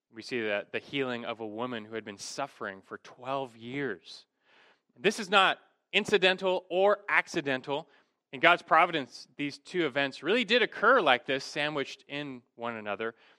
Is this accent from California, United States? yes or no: yes; Los Angeles, California, United States; Growing up in Los Angeles